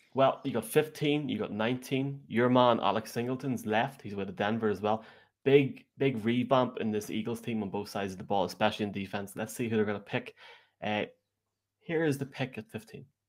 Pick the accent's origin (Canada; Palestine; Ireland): Ireland; As an Irishman